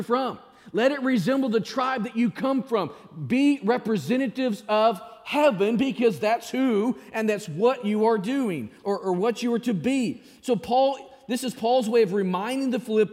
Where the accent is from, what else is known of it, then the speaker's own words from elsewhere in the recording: Springdale, Arkansas, United States; moved away; There's nothing better than Springdale. That's my hometown back in Arkansas.